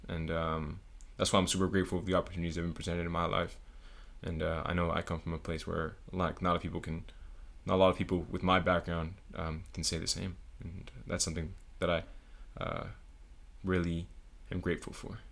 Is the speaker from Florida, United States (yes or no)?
yes; Broward County, South Florida, United States; moved away as an adult; also born or lived in Puerto Rico; now in Atlanta, United States; born in Puerto Rico, but born and r, basically raised all my life in South Florida. Um, little place called Broward County